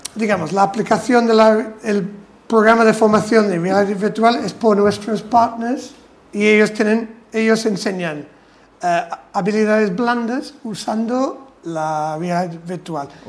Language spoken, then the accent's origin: Spanish; England, United Kingdom; Spanish is a second language; now in Spain; soy inglés más o menos de pura cepa.